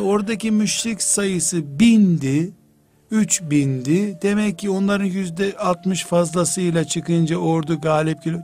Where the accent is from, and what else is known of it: Black Sea Region, Turkey; born or raised there